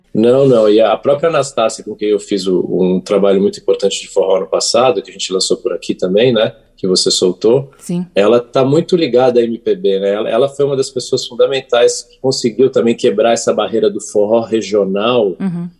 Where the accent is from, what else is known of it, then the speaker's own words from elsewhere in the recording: São Paulo, Brazil; Eu sou de São Paulo, de Sampa, cidade de Sampa